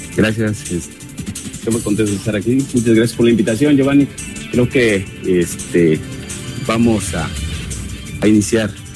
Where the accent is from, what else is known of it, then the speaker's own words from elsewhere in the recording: Tetelcingo, Morelos, Mexico; mi pueblo del Tetelcingo